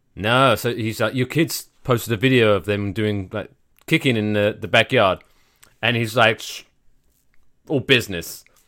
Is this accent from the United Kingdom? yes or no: yes; United Kingdom; we're both British